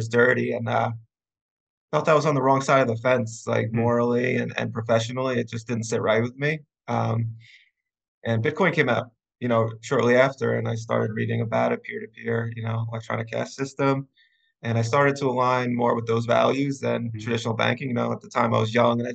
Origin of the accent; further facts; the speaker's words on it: Long Island, New York, United States; I'm from Long Island, New York. I grew up out east by the beach